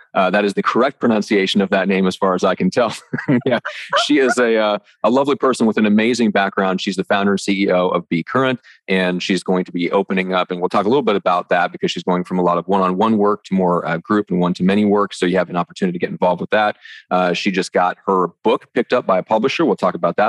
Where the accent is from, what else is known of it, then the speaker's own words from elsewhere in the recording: Midwest, United States; growing up in the Midwest